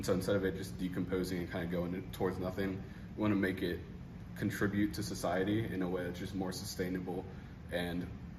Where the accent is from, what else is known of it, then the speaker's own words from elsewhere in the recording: Kansas City, Missouri, United States; now in Lincoln, United States; I'm a senior chemical engineer from Kansas City, Missouri.